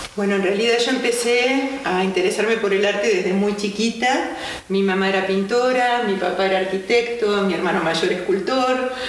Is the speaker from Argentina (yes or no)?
yes; Argentina; moved away as an adult; en Argentina, que es de donde soy originaria